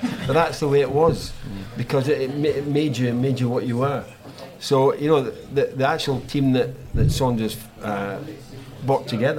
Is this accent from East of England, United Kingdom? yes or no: no; Scotland, United Kingdom; when I came down from Scotland as a rough sort of striker initially